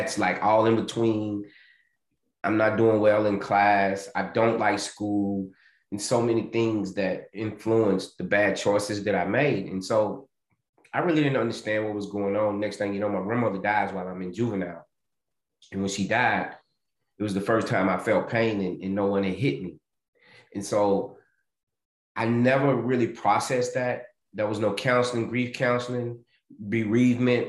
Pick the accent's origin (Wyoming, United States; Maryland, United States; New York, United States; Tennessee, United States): Tennessee, United States; Nashville; I'm originally from Nashville, Tennessee. And I, you know, I had some humble beginnings, grew up outside of Nashville with my mom